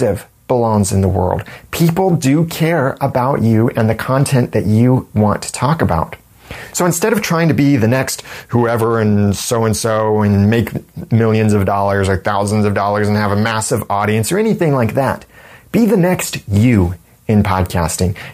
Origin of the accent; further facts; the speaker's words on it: United States; accent: American; my nice American accent